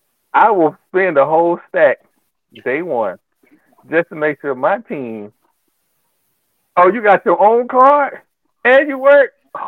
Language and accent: English; Florida, United States; I grew up in Florida, and only thing I knew was Florida State, Florida, Miami, FAMU, and that school in Daytona.